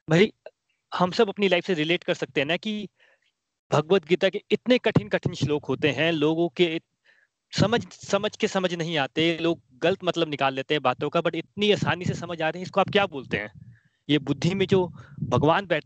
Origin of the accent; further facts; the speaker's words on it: Himachal Pradesh, India; मैं बोलता हूँ मैं हिमाचल से हूँ